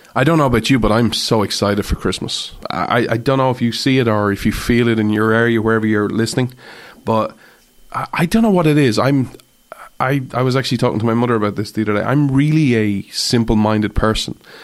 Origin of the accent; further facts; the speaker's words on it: Ireland; as an Irish person